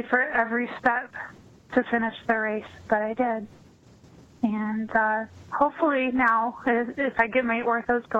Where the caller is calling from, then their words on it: Detroit, Michigan, United States; I'm calling from the Metro Detroit area